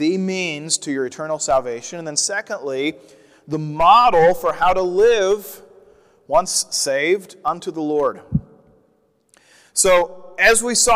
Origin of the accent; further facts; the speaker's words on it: Midwest, United States; I grew up in the Midwest